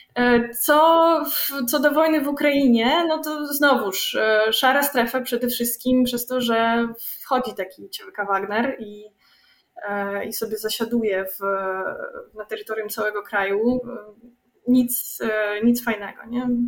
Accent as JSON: {"language": "Polish", "country": "Belarus", "said": "my Białorusini"}